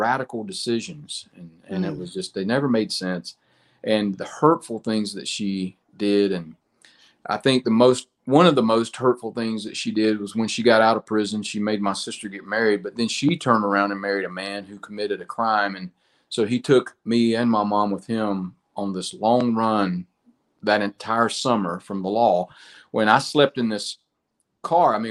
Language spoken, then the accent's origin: English; United States; it was a little small country church in my hometown. And, you know, in small town America